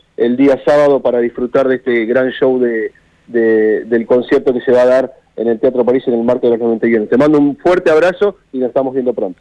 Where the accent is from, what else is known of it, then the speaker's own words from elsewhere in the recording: Argentina; nuestro país